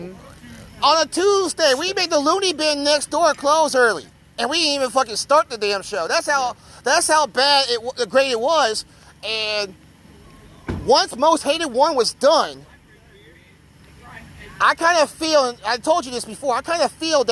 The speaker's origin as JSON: {"language": "English", "town": "Kansas City", "region": "Missouri", "country": "United States", "tie": "born or raised there", "said": "I came home to Kansas City."}